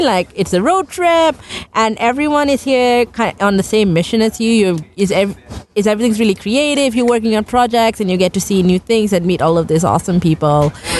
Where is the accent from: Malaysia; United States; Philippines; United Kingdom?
Malaysia; now in Australia; I am originally from Malaysia and currently live in Australia.